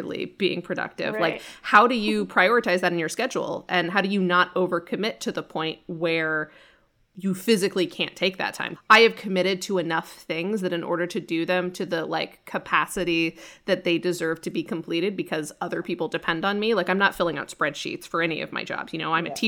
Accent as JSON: {"language": "English", "region": "Colorado", "country": "United States", "tie": "born or raised there", "moved": "yes", "said": "I was in Colorado for 3 weeks this year, and it was just in my childhood home. And I don't particularly like my hometown"}